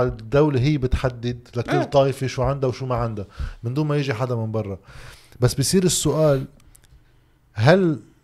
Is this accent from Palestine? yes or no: no; Lebanon; عندنا بلبنان